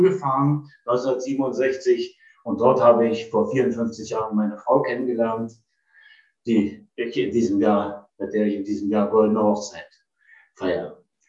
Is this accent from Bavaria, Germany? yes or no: no; Potsdam, Brandenburg, Germany; Ich bin 1948 in Potsdam geboren, bin dann von 1955 bis 1963 in Potsdam zur Polytechnischen Oberschule gegangen